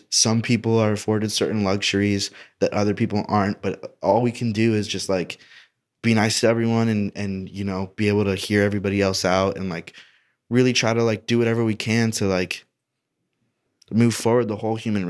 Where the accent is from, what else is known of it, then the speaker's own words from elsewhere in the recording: Indiana, United States; I'm from Indiana. Conservative as fuck.